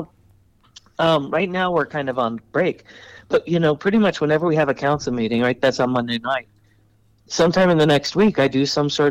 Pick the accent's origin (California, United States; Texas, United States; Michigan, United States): California, United States; El Segundo; now in Ventura, United States; I was born and raised in El Segundo, but I've been here for about 20 years